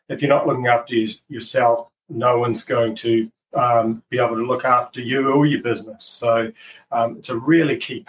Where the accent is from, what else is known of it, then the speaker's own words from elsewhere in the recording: New Zealand; I'm 43 years old and I'm from New Zealand